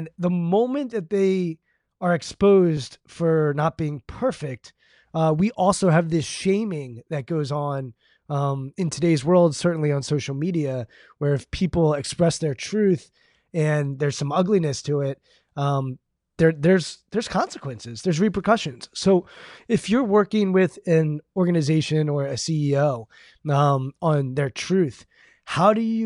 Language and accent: English; United States; I'm American